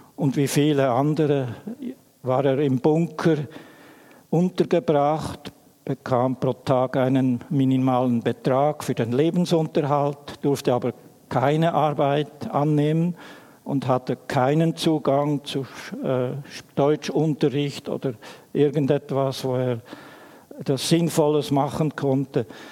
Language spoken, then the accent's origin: German; Emmental, Bern, Switzerland; Ich bin in einer Familie aufgewachsen im Emmental